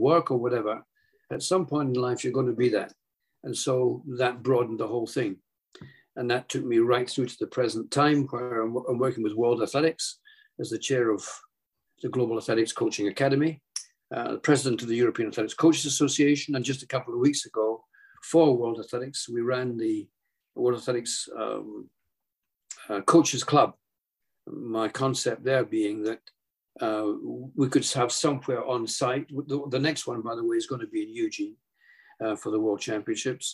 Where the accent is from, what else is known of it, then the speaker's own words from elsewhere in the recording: Edinburgh, Scotland, United Kingdom; moved away as an adult; also born or lived in Oregon; in Edinburgh, my hometown